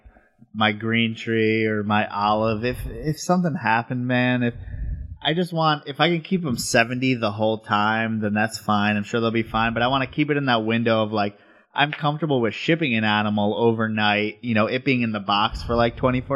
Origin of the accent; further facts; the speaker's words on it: New York, United States; moved away as an adult; also born or lived in Colorado; now in Texas, United States; we live in Texas and I'm from New York